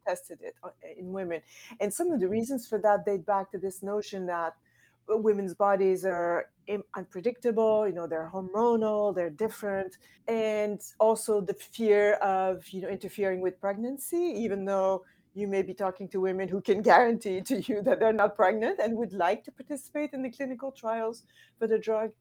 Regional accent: Quebec City, Quebec, Canada; I'm from Canada, from Quebec City

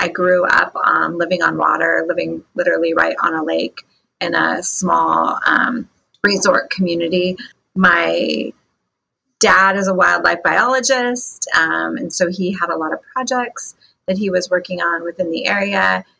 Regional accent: Mossyrock, Washington, United States; also born or lived in Yakima, Washington; I am from Washington State, a really small town called Mossy Rock, Washington.

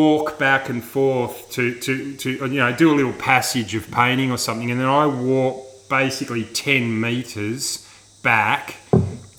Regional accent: Sydney, New South Wales, Australia; where I grew up in Sydney

